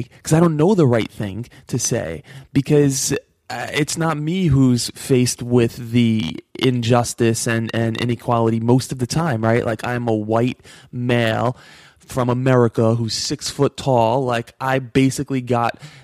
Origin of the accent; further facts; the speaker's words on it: New York, United States; I grew up in New York.